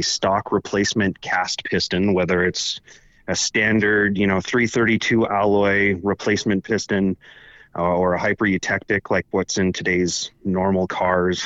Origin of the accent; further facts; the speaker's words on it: Palmdale, California, United States; I grew up in Palmdale, California